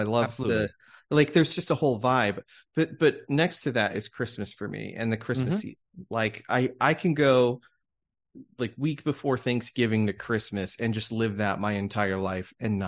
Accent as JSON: {"language": "English", "region": "California", "country": "United States", "tie": "born or raised there", "also_born_or_lived": "Denver", "said": "I grew up around two towns. I grew up in California in the Bay Area, so like went to Oakland games every summer."}